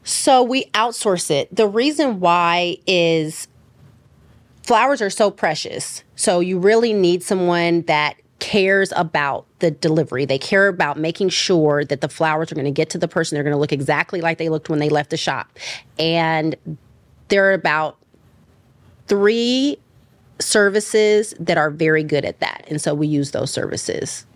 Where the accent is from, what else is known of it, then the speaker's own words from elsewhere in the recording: Richmond, California, United States; now in Los Angeles, United States; I'm from the East Bay. I'm from a city called Richmond